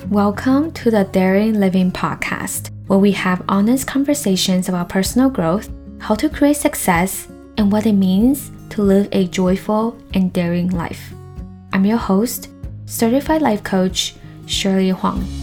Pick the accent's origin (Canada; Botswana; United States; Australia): Canada; also born or lived in Taiwan; as an Asian person myself, I am Taiwanese Canadian